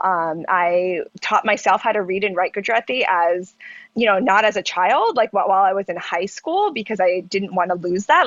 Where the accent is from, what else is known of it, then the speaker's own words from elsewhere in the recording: Charlotte, North Carolina, United States; also born or lived in Pennsylvania; I was born in Pennsylvania and grew up in North Carolina.